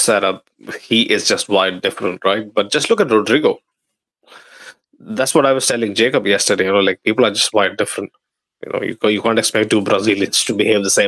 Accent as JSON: {"language": "English", "town": "Dammam", "region": "Eastern Province", "country": "Saudi Arabia", "tie": "born or raised there", "said": "basically the place I grew up in, Dammam"}